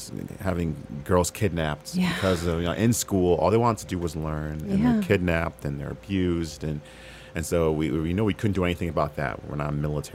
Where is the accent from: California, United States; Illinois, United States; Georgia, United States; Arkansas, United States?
Illinois, United States; Chicago; moved away as an adult; also born or lived in Bay Area; now in Los Angeles, United States; I'm from Chicago